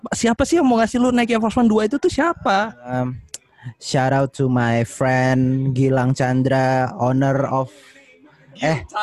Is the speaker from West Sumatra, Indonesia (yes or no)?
no; Jakarta, Indonesia; born there; also born or lived in Yogyakarta; Tapi saya lahir di Jakarta di Priok